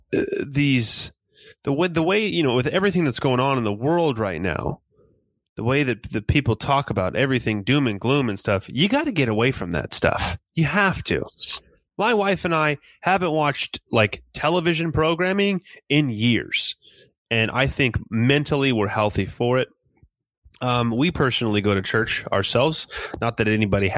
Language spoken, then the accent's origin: English; California, United States; moved away as an adult; also born or lived in Inland Empire; now in Kansas, United States; my wife and I are originally from California